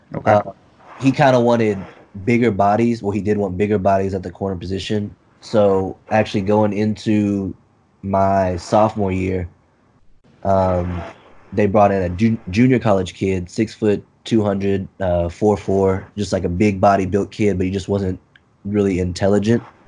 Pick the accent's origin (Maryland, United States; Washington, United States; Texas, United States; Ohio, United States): Texas, United States; I'm from Texas